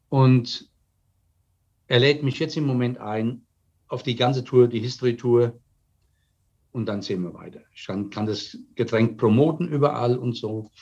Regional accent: Germany; Jetzt komme ich als Deutscher

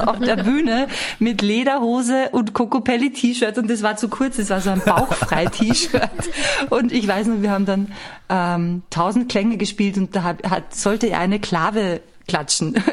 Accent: Austria; bei uns in Österreich eine Sendung, die hieß Am Dam des. Und die kennt ihr wahrscheinlich nicht. Und mit dieser Sendung bin ich groß geworden

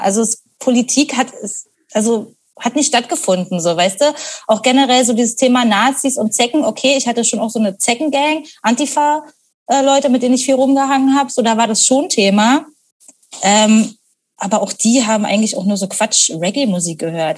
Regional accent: Potsdam, Brandenburg, Germany; now in Berlin, Germany; ich bin halt eben auch im Speckgürtel von Berlin aufgewachsen

